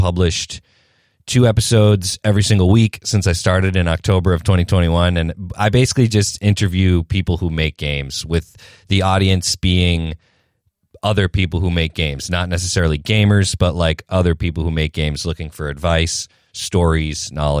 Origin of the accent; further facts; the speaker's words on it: New Hampshire, United States; I am from New Hampshire, which is, as I had mentioned earlier to you guys, it's about 40 minutes outside of Boston. So that is where I'm based, in New England, not Old England.